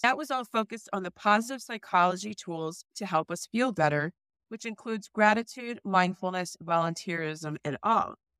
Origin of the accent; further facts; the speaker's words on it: New Jersey, United States; I grew up in New Jersey.